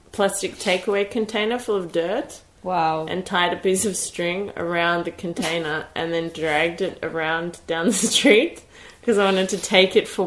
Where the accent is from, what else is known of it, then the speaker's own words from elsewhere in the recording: Sydney, New South Wales, Australia; moved away as an adult; now in Berlin, Germany; I grew up in Sydney, which is a city, but in the south, which is not okay very dense.